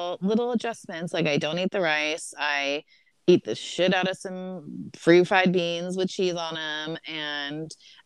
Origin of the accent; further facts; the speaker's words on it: Southern California, United States; I'm from Southern California